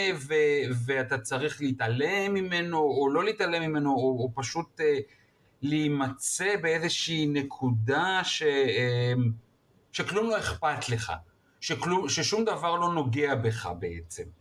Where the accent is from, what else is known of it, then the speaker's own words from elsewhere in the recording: Israel; אני כמו ישראלי טוב